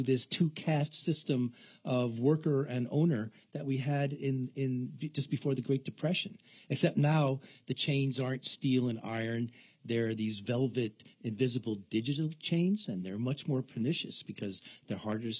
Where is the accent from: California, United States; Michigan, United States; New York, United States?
New York, United States; New York City; also born or lived in Boston; Well, I'm kind of an East Coast guy. I started out in New York City and migrated my way to Boston and joined the Navy, and now I'm from everywhere.